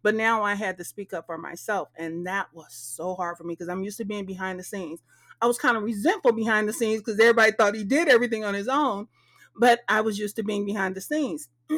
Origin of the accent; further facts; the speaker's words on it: Texas, United States; because my mama knew I'm from Texas, but soon as I started owning that whole vibe